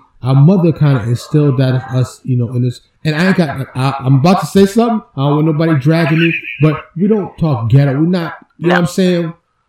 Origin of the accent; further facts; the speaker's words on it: New York City, New York, United States; moved away as an adult; now in Texas, United States; from the city, for us, when I grew up